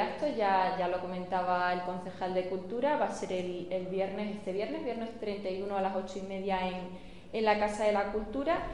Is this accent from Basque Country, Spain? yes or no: no; Villanueva de la Serena, Extremadura, Spain; moved away as an adult; also born or lived in Seville; nací en Sevilla en Sevilla pasé los tres primeros meses de mi vida pero realmente me he criado en Villanueva de la Serena